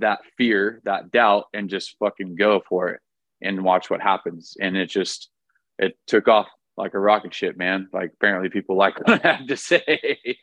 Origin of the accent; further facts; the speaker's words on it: Orange County, California, United States; I was born and raised in Orange County, California